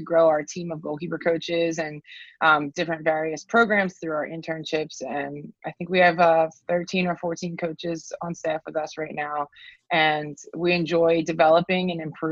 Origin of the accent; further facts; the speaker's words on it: New Jersey, United States; I'm from South Jersey. And when I was growing up, there was no goalkeeper coaching in my area